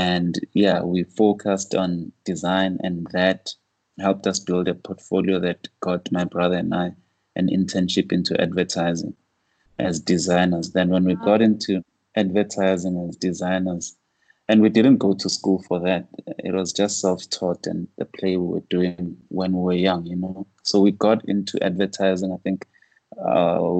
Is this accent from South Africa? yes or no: yes; Soweto, Gauteng, South Africa; growing up in Soweto, a lot of the older guys like my father, uncles